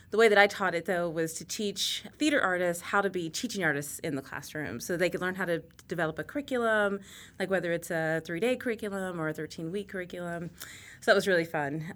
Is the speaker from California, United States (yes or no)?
no; Texas, United States; moved away; I grew up in Texas